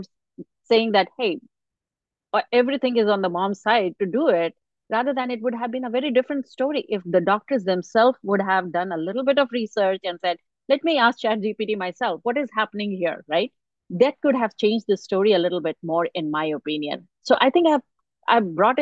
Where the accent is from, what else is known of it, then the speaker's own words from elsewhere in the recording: India; now in United States; I grew up in India